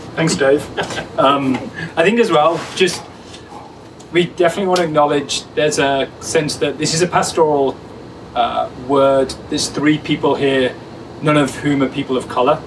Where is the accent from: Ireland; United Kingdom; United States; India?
United Kingdom; England; now in Hamilton, Canada; me as an English person